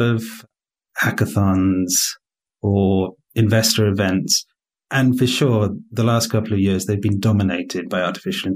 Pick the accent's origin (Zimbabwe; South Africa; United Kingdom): United Kingdom; moved away as an adult; also born or lived in London; now in Poland; your listeners will tell from my accent that I'm not Polish. I'm a Brit.